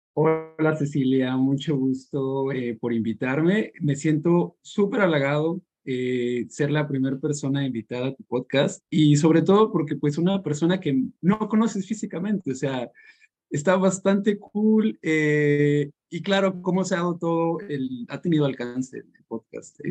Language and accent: Spanish; San Luis Potosí, Mexico; moved away as an adult; now in York, United Kingdom; soy de San Luis y hace dos años me vine aquí a York a vivir